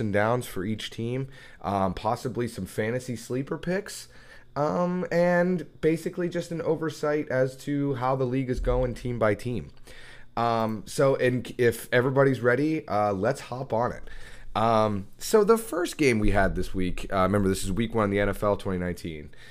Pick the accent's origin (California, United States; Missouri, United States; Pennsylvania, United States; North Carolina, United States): Pennsylvania, United States; Pittsburgh; I'm from Pittsburgh, Pennsylvania, so that's gonna be, uh, a Steeler fan for life right there. Um, huge football town here